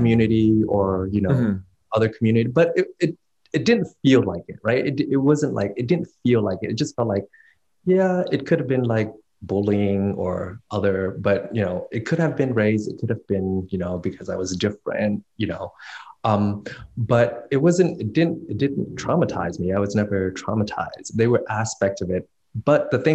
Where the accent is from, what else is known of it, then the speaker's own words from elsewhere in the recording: Covina, California, United States; also born or lived in Vietnam / Port Arthur, Texas / Virginia / Montclair, California; We grew up in Covina and then Montclair.